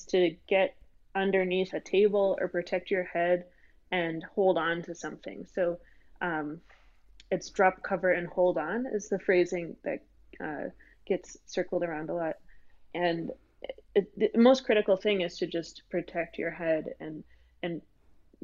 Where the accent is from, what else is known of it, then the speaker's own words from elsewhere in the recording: Massachusetts, United States; I grew up in Massachusetts